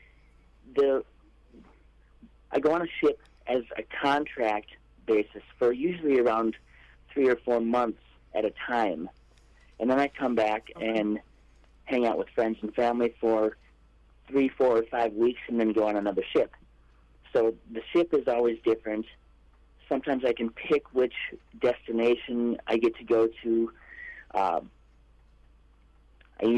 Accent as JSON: {"language": "English", "region": "Minnesota", "country": "United States", "said": "That's where the home base is. For now, it will soon be down in the Tampa, St. Pete area. But, yeah, I'm from Minnesota"}